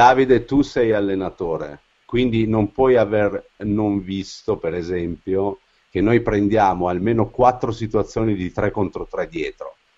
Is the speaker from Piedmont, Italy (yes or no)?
yes; Turin, Piedmont, Italy; sono torinese